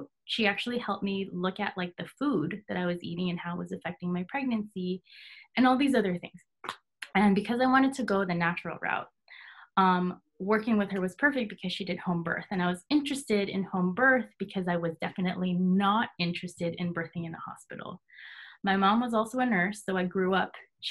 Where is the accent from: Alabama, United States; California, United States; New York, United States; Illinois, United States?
California, United States; moved away as an adult; now in Hawaii, United States; I am actually born and raised in California, and I moved here to Hawaii in 2017